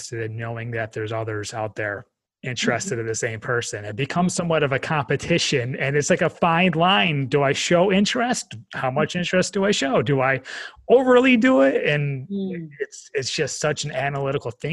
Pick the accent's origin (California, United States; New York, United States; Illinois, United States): New York, United States; now in North Carolina, United States; growing up in New York